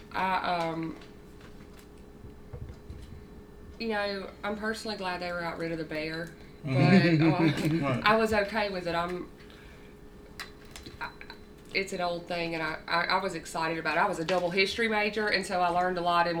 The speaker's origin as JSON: {"language": "English", "town": "Grenada", "region": "Mississippi", "country": "United States", "said": "I'm from Grenada"}